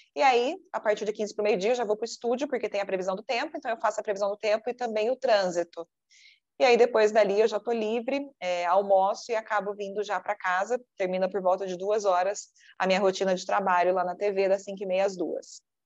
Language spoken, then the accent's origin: Portuguese; Poços de Caldas, Minas Gerais, Brazil; moved away as an adult; also born or lived in Campinas; Eu sou de Poços de Caldas, Minas Gerais